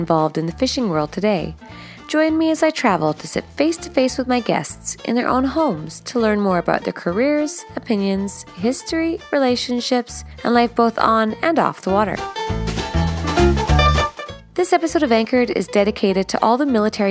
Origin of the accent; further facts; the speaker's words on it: Canada; being Canadian